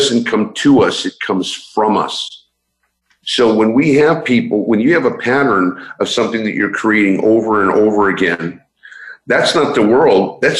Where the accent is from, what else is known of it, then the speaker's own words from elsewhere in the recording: San Francisco, California, United States; I'm originally from San Francisco